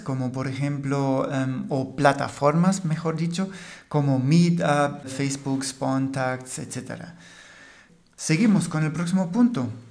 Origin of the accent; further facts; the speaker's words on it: Germany; Spanish is a second language; el alemán del podcast